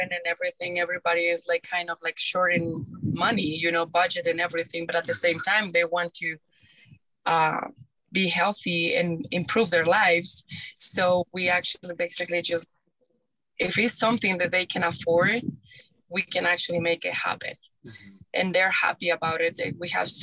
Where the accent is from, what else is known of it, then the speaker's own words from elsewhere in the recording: Mexico; moved away; I'm from Mexico